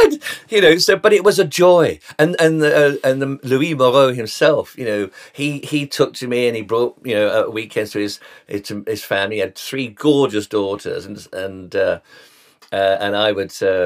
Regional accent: London, United Kingdom; I was born in Tottenham, North London.

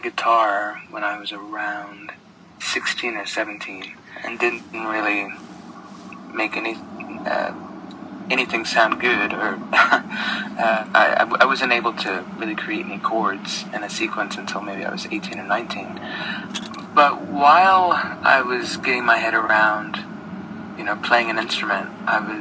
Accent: Kansas City, Missouri, United States; moved away as an adult; now in Paris, France; I grew up in Kansas City, Missouri

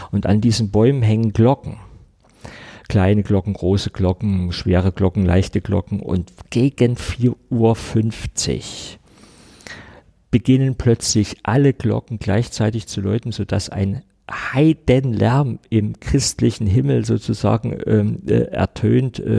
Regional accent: East Germany, Germany; Ich bin in der DDR groß geworden. Mein Karl May hieß Jules Verne.

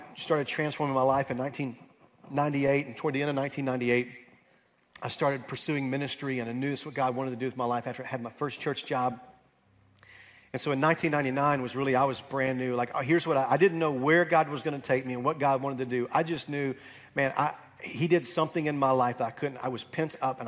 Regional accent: Camden, Arkansas, United States; moved away; I'm back home in Camden, Arkansas, my hometown

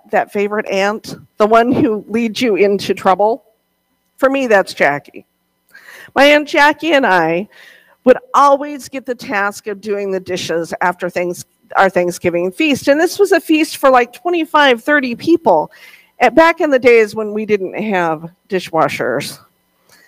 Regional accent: Montana, United States; growing up in Montana, we had several Christmas traditions

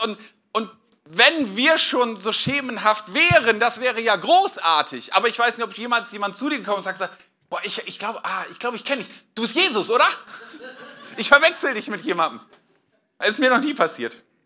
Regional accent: Northern Germany, Germany; now in Westhausen, Germany; Ich komme ja eigentlich aus Norddeutschland

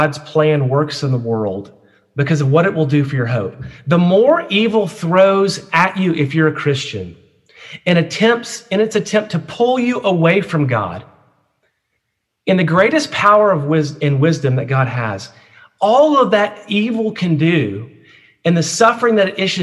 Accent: United States; as an American and USC student

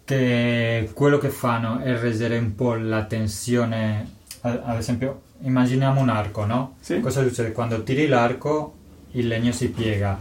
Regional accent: Toledo, Castilla-La Mancha, Spain; Italian is a second language; moved away as an adult; now in Italy; Io sono spagnolo, vengo di Toledo, una città vicina a Madrid, nel centro di Spagna.

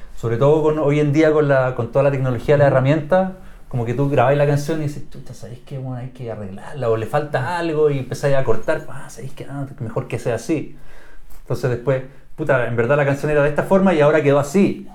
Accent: Chile; como chileno

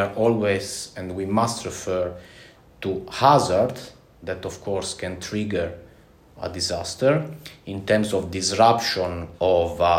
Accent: Italy; English is a second language; now in Latvia; as Carlis a few moments ago mentioned, and um, I'm from Italy.

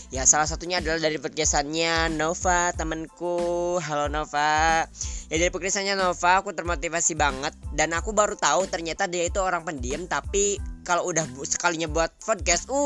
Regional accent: Sukabumi, West Java, Indonesia; aku asal Sukabumi aku dari keluarga yang sederhana satu orang ayah dan seorang ibu ya

